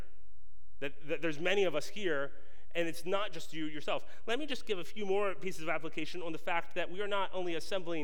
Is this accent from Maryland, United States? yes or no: yes; just north of Baltimore, Maryland, United States; I grew up in Maryland, just north of Baltimore